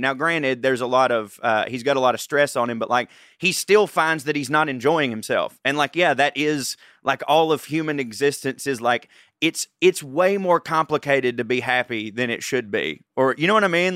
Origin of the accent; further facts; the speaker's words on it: Georgia, United States; I'm a redneck from Georgia